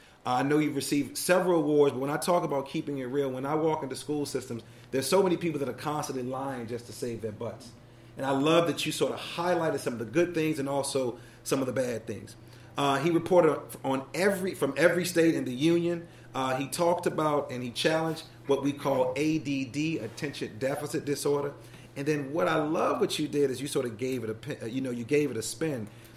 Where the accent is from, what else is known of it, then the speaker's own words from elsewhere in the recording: Chicago, Illinois, United States; now in Baltimore, United States; I'm not originally from Baltimore. I moved here from Chicago years ago, and I taught at the third oldest high school in the country, which is Baltimore City College High School.